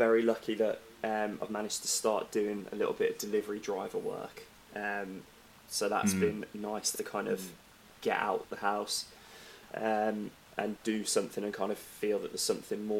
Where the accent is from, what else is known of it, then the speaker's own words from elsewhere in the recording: Walsall, West Midlands, United Kingdom; moved away as an adult; now in London, United Kingdom; I was born and raised in Walsall